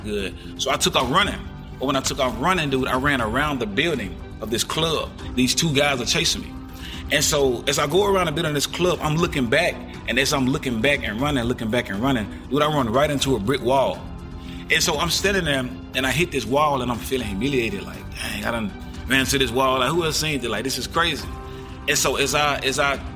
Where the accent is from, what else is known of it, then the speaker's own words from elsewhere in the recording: Jackson, Tennessee, United States; I'm a positive artist out of my hometown of Jackson, Tennessee. I'm from the east side of Jackson, Tennessee